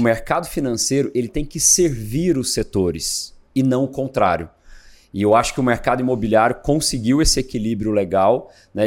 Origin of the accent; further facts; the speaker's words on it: Goiânia, Goiás, Brazil; moved away as an adult; now in São Paulo, Brazil; eu sou natural de Goiânia, né? E em 2001 eu vim para São Paulo. Eu vim para fazer faculdade